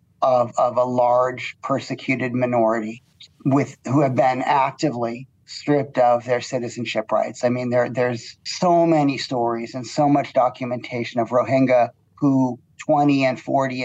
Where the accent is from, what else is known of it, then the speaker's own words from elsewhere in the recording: United States; now in Malaysia; I come from the United States